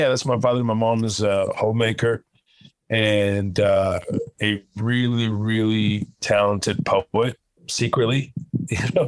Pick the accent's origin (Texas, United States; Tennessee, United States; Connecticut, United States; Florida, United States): Texas, United States; Houston; also born or lived in Kuwait; I was born in Kuwait. I left Kuwait when I was 9 years old during the first Gulf War. Ended up in Houston, Texas, y'all. And it's been home since then, since 1990